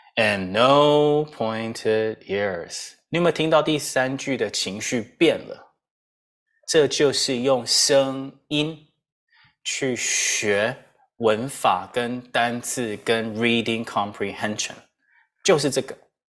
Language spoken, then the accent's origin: Chinese; Taiwan; 我们台湾人